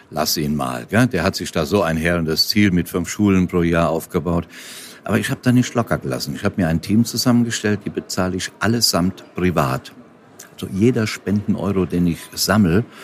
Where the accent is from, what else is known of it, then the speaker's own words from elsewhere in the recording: Rhineland-Palatinate, Germany; in meiner Heimat bin, ich bin ja Westerwälder, bin ja auf dem Land groß geworden, da, da, da, lebe, da lebe ich ja auch gerne.